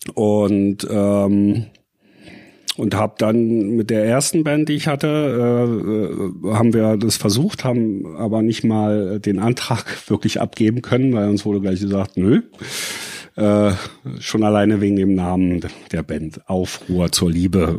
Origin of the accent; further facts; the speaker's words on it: Berlin, Germany; geboren bin ich in Ostberlin und aufgewachsen